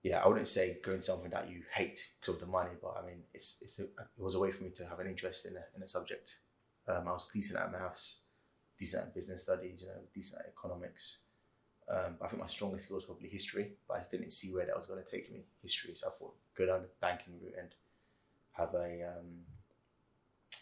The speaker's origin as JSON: {"language": "English", "region": "London", "country": "United Kingdom", "tie": "born or raised there", "said": "I grew up in Wembley, Northwest London"}